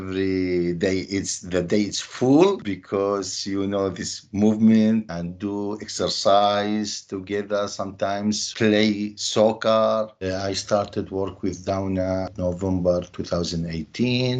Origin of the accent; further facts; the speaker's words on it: Mosul, Nineveh, Iraq; now in Australia; I was born in North Iraq from Mosul.